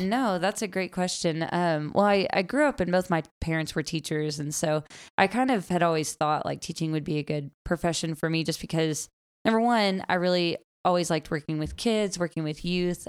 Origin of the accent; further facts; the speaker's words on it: Gentry, Arkansas, United States; I grew up in Northwest Arkansas, um, Gentry